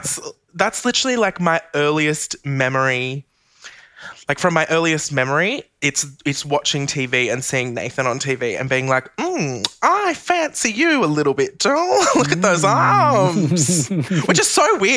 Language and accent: English; Central Coast, New South Wales, Australia; I grew up on the Central Coast, so that's only about an hour and a half north of Sydney.